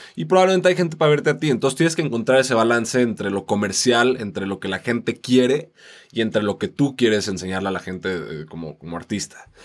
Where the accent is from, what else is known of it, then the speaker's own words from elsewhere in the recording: Mexico; somos latinos y, y, venimos de México, venimos a representar a México